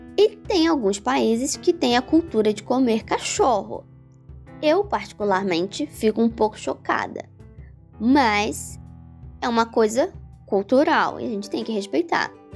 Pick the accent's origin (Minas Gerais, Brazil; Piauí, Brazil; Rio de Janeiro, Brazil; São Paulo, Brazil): Rio de Janeiro, Brazil; Teresópolis; moved away as an adult; also born or lived in Bahia; eu sou de Teresópolis, que é uma cidade serrana relativamente pequena